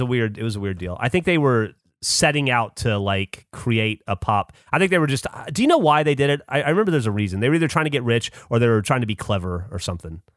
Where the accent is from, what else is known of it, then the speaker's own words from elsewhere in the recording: Alabama, United States; moved away; I grew up hating being from Alabama, hating being an Alabamian.